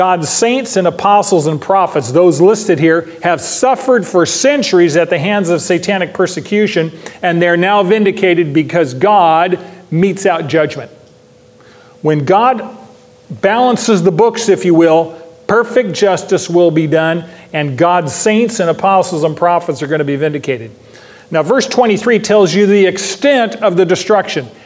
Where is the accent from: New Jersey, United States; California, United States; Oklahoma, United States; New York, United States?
California, United States; Modesto; I grew up in Modesto, California